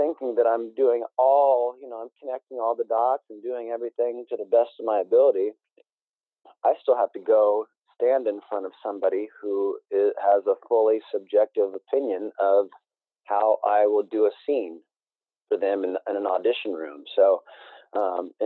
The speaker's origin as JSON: {"language": "English", "town": "Emporia", "region": "Kansas", "country": "United States", "tie": "born or raised there", "also_born_or_lived": "Venice Beach, California", "moved": "as an adult", "said": "I transferred from Kansas State back to my hometown of Emporia"}